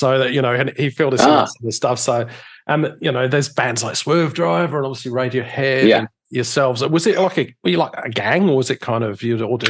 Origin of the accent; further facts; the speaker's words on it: near Reading, South East England, United Kingdom; I mean, I grew up near Reading, actually, so I would have gone to some gigs in Oxford over the years, places like the Zodiac and the other venues there.